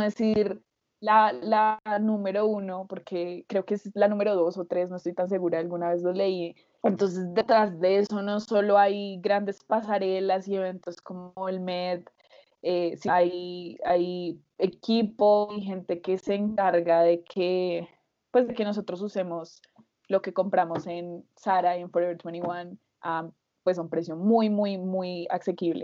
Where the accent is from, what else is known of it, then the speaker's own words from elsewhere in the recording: Colombia; somos dos colombianos